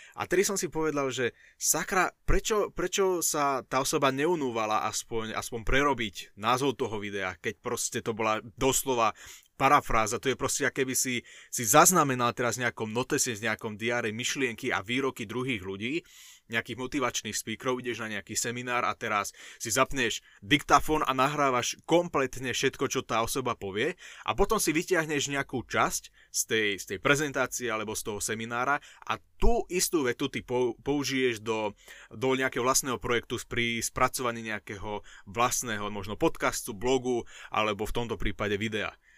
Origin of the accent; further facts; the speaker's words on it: Šaľa, Nitra Region, Slovakia; na základnej škole u nás v Šali